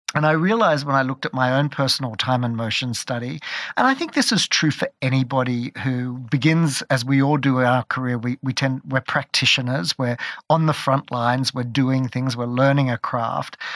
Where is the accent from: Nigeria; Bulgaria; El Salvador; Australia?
Australia; moved away as an adult; also born or lived in London; I grew up in Australia